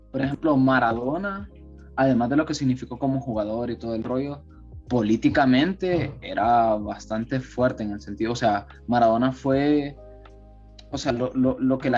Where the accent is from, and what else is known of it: Honduras